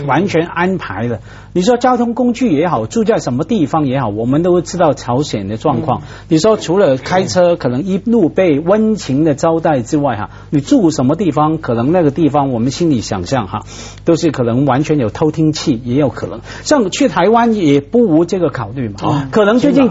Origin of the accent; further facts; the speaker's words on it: Hong Kong; 我作为香港人